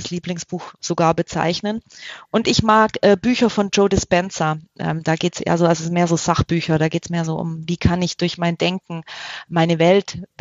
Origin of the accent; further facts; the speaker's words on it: Baden-Württemberg, Germany; Spätzle. Ich komme aus